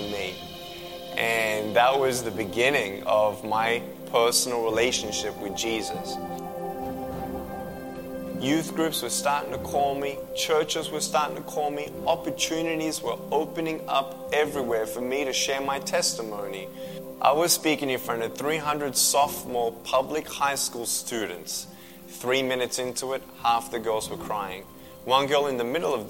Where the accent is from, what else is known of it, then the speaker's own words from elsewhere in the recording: Melbourne, Victoria, Australia; I was born in Melbourne, Australia, 1982.